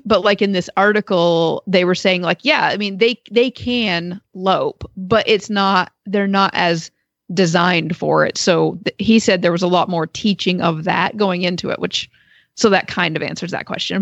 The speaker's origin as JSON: {"language": "English", "region": "Maine", "country": "United States", "tie": "born or raised there", "moved": "yes", "lives_now": "Perrysville, United States", "said": "I was growing up in Maine"}